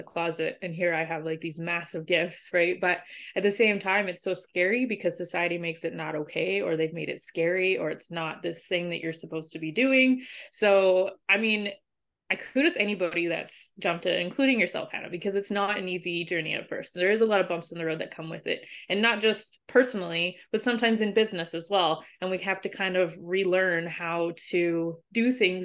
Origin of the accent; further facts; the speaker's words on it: Saskatchewan, Canada; I'm actually from Canada in the middle of nowhere in Saskatchewan.